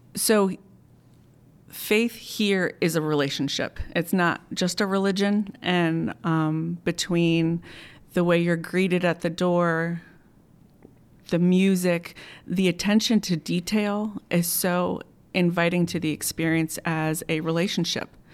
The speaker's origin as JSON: {"language": "English", "area": "Montgomery County", "region": "Maryland", "country": "United States", "tie": "born or raised there", "moved": "as an adult", "lives_now": "Timonium, United States", "said": "I grew up in Montgomery County"}